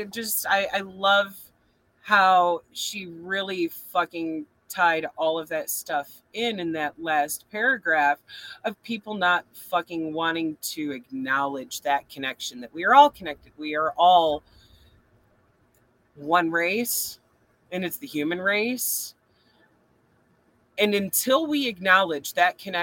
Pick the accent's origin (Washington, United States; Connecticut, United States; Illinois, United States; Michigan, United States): Michigan, United States; Flint; I'm from Flint